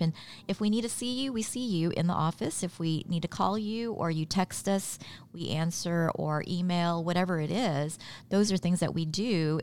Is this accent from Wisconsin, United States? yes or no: no; Elkhart, Kansas, United States; also born or lived in Philippines / New York; landed in New York and then moved to Southwest Kansas, little town, Elkhart, Kansas.